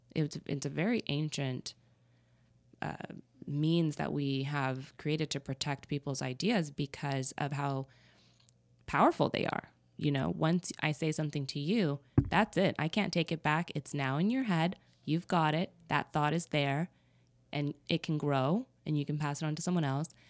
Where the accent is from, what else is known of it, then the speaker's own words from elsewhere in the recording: New Mexico, United States; also born or lived in Texas / Arizona; I was born in New Mexico.